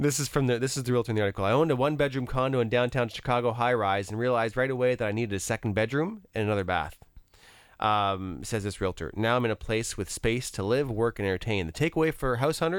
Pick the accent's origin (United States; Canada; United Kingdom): Canada; LaSalle, Ontario; I grew up in LaSalle and, in a neighborhood